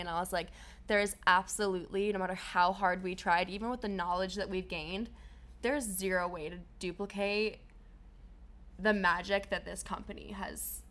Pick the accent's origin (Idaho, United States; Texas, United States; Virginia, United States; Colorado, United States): Colorado, United States; moved away; We're both from Colorado